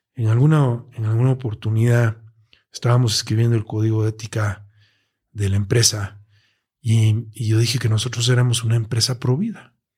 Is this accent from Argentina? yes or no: no; Mexico; como mexicanos y como ciudadanos de esta gran metrópoli que es la Ciudad de México